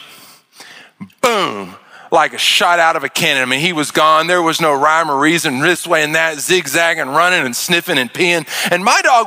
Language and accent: English; Arkansas, United States; moved away; I grew up in Arkansas out in the country